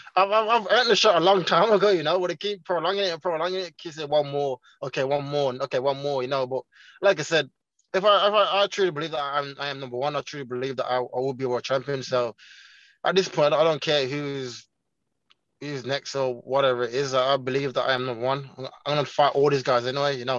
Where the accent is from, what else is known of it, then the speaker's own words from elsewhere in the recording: Birmingham, West Midlands, United Kingdom; first language Jamaican Patois; also born or lived in Jamaica; my hometown Birmingham